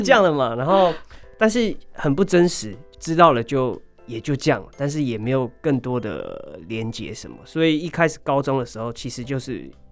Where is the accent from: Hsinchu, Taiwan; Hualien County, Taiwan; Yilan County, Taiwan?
Hualien County, Taiwan; Hualien; moved away as an adult; also born or lived in Taipei; 我是来自花莲的泰鲁格族